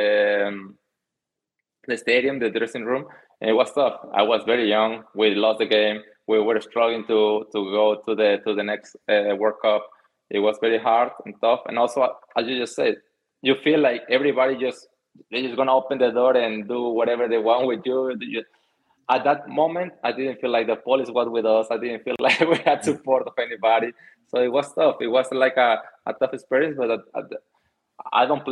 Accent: Mexico; English is a second language; moved away as an adult; also born or lived in Netherlands; I moved from Mexico to Holland. I didn't understand any of English, any of Dutch, anything

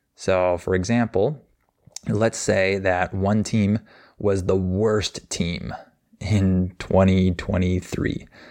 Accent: United States

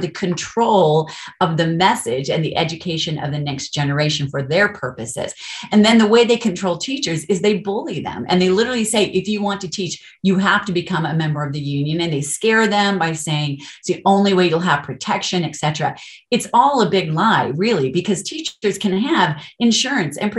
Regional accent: Colorado, United States; also born or lived in California; I'm actually from Colorado. I'm not from California, grew up here, but we moved back

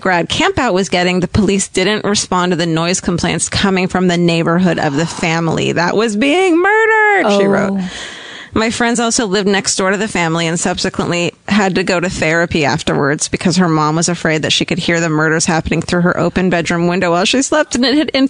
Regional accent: Victoria, British Columbia, Canada; I am from Victoria, BC in Canada, British Columbia, right?

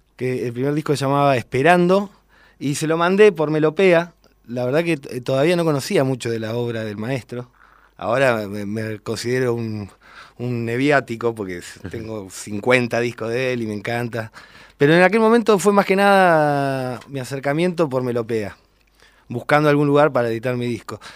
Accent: General Roca, Río Negro, Argentina; soy de General Roca, Río Negro

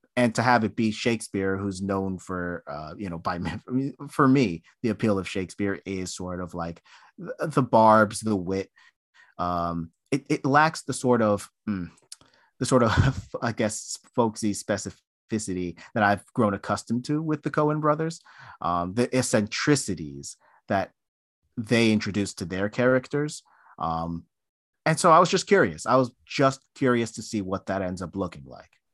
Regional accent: United States; I'm an American

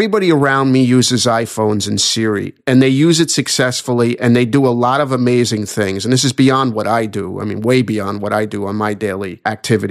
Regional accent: New York, United States; accent: New York; my New York accent.

